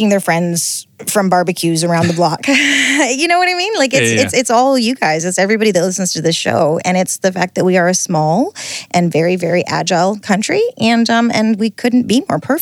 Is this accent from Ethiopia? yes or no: no; Alberta, Canada; now in New Zealand; where I grew up in Alberta